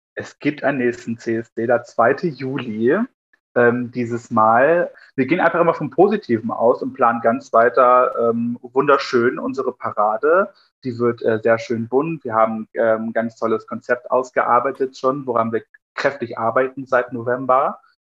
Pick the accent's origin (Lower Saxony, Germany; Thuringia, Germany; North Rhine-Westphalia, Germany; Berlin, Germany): Thuringia, Germany; Altenburger Land; aus dem Altenburger Land, dort wo ich herkomme